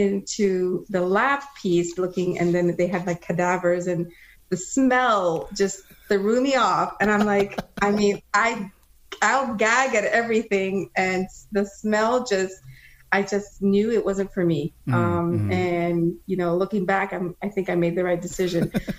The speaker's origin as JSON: {"language": "English", "region": "Florida", "country": "United States", "tie": "born or raised there", "also_born_or_lived": "Guyana", "said": "I wasn't born in the US. I was born in Guyana in South America. And as an immigrant, I was about 8 years old when we migrated over to the US, Florida, and decided that we went to school here, me and my sisters"}